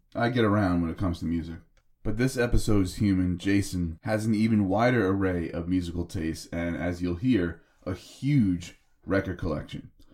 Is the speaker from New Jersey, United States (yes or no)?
yes; New Jersey, United States; this Jersey boy